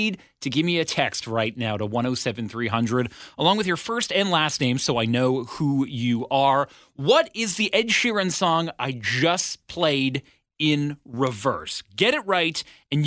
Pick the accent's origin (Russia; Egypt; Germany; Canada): Canada; Ottawa, Ontario; moved away; my hometown